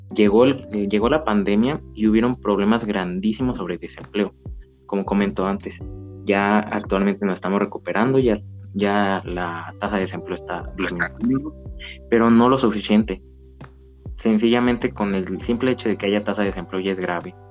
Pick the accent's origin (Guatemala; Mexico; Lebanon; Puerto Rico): Mexico; como mexicanos